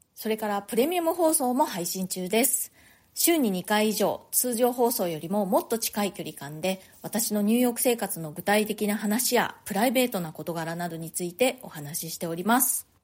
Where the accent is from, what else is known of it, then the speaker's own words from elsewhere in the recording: Japan; moved away as an adult; now in New York, United States; 日本で生まれ育った私としては